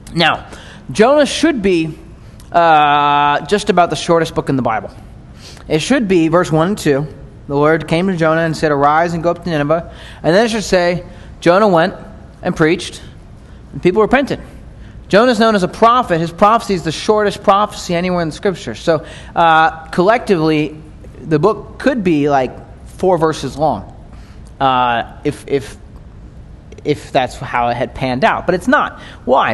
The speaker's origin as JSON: {"language": "English", "country": "United States", "said": "as American Christians"}